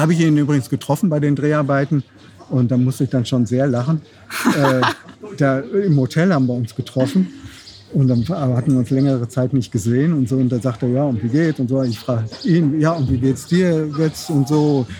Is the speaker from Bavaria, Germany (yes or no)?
no; North Rhine-Westphalia, Germany; wir sind ja in Westfalen geboren, ne, nah am Ruhrgebiet